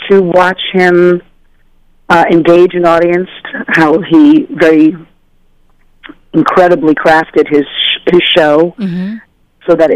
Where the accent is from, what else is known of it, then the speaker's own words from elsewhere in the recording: New York, United States; my parents believed in us being out in the wild streets of New York